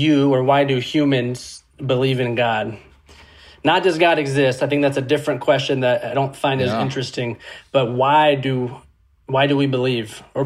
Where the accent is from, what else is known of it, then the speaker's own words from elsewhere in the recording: California, United States; now in Indianapolis, United States; I'm in Indianapolis, Indiana, but I'm from California.